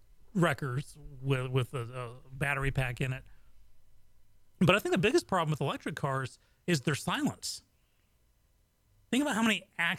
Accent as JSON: {"language": "English", "town": "Austin", "region": "Texas", "country": "United States", "tie": "born there", "also_born_or_lived": "Japan", "said": "I was born, though I was born in Texas, in Austin"}